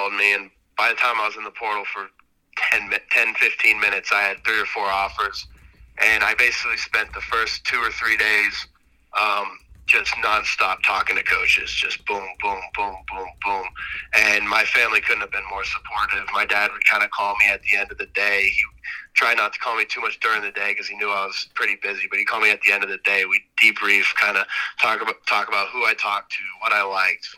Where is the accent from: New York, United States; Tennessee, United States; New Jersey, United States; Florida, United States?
Tennessee, United States